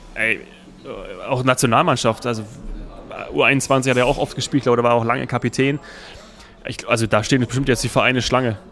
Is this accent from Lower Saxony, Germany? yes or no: no; Hesse, Germany; als Hesse